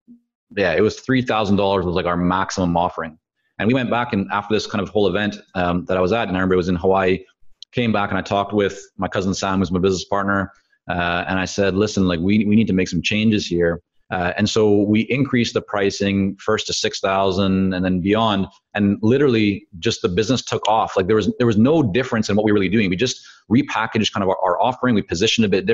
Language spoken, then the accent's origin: English; Vancouver, British Columbia, Canada; first language Hebrew; English is a second language; also born or lived in Toronto / Israel; I grew up in Vancouver. Well, I was born in Toronto. My parents moved us to Israel when I was very young. So my first language was actually Hebrew